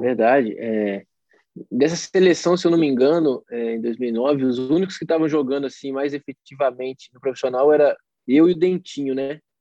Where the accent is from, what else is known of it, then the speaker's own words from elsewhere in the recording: Itabira, Minas Gerais, Brazil; Começou no futsal em Itabira, é, sou natural de Itabira, na equipe do Valério Doce